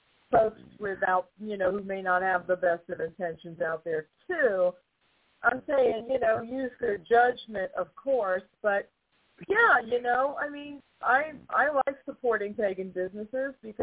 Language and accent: English; New York, United States; I'm from New York. I'm from a big city